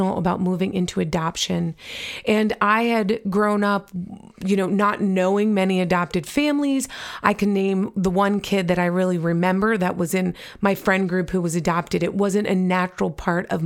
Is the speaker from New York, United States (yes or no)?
yes; New York, United States; I grew up in New York